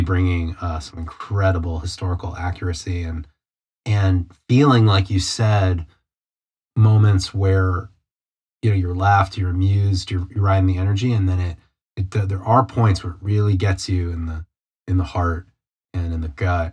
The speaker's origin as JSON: {"language": "English", "country": "United States", "said": "me and you being American"}